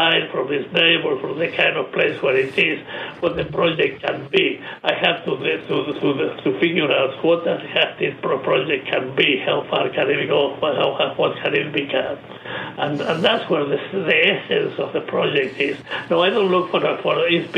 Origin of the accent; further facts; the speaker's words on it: San Miguel de Tucumán, Tucumán, Argentina; now in United States; my hometown, Tucumán, in northwest Argentina